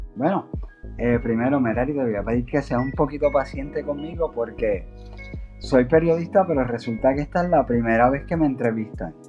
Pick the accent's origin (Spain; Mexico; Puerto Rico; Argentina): Puerto Rico; Aguada; moved away as an adult; also born or lived in United States; yo soy natural de Aguada. yo nací me crié en Aguada y viví en la zona hasta prácticamente los 19 años